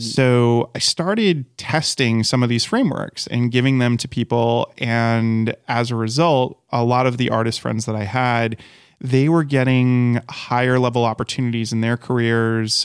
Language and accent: English; Rhode Island, United States; moved away; I'm from Rhode Island. And when I was in Rhode Island and I was getting my degree in education